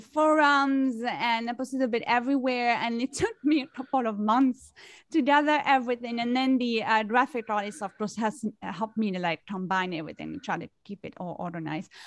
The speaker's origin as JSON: {"language": "English", "country": "France", "tie": "born or raised there", "moved": "yes", "lives_now": "New York City, United States", "said": "I am originally from France. I grew up in France and I've been living in New York City for many, many years."}